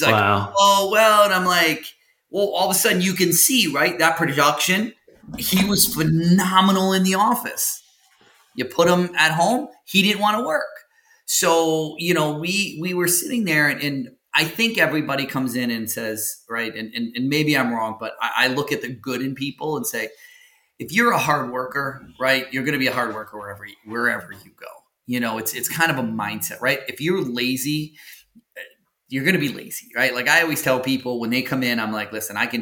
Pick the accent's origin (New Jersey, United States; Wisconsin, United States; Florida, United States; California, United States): Wisconsin, United States; where I grew up in Wisconsin was like on, it was out in the sticks